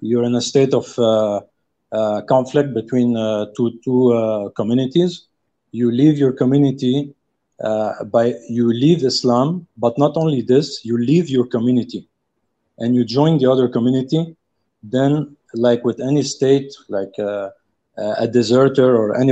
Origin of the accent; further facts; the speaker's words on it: South Africa; I'm calling from very far. I'm from South Africa